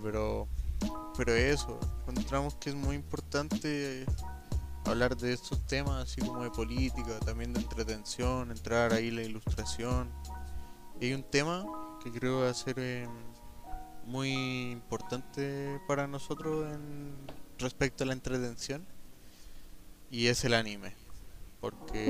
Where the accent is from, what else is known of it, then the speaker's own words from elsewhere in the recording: Colombia; now in Chile; Soy colombiano